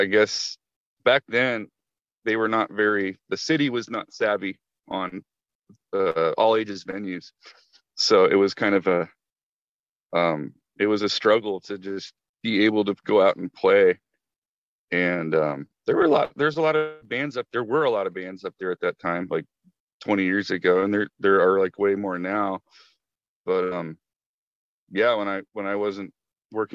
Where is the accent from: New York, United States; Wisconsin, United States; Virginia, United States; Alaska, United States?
Alaska, United States; now in Portland, United States; I grew up in Alaska, man, and like it's cold as hell up there